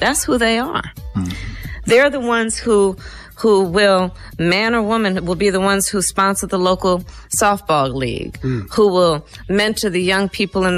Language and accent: English; Oakland, California, United States; I was born in Oakland, California.